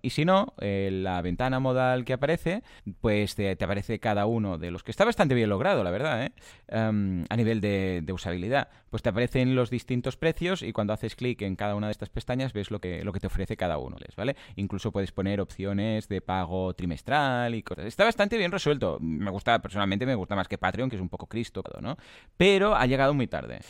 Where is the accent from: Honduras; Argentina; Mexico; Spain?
Spain; Catalonia; yo igual es que soy muy catalán